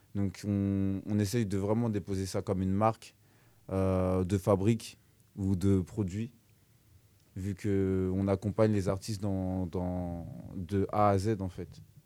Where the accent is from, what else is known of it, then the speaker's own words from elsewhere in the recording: Évry, Île-de-France, France; moved away; de base, je suis originaire d'Evry, 91, et puis je me suis retrouvé dans la région